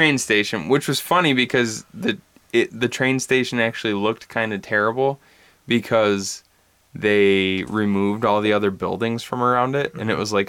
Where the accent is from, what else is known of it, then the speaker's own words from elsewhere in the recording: Bad Axe, Michigan, United States; because I was from Bad Axe, which is in the thumb of Michigan.